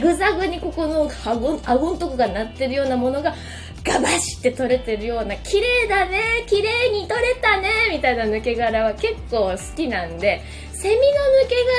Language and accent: Japanese; Fukuoka, Japan; 私の地元福岡ビートステーションにて